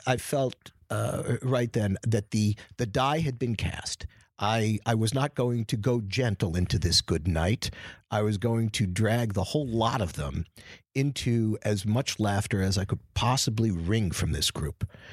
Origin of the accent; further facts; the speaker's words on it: New York, United States; also born or lived in Boston; I was born in New York from, um, immigrant stock